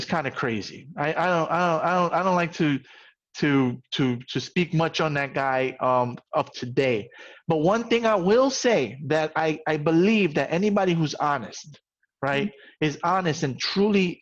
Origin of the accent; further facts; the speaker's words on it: New York City, New York, United States; I grew up in the South Bronx